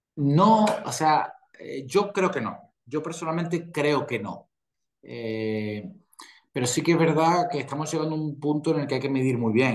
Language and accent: Spanish; Spain; aquí en España